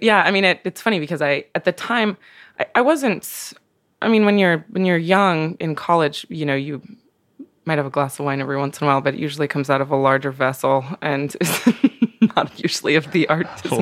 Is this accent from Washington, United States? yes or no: no; Pendleton, Oregon, United States; moved away; also born or lived in Brooklyn; I grew up in Oregon. I grew up, um, I was born in Eastern Oregon, in a small town called Pendleton.